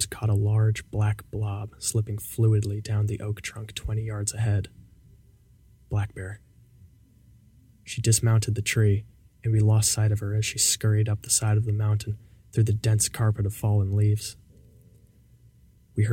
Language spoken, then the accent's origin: English; Fredericksburg, Virginia, United States; moved away; Fredericksburg, Virginia, my hometown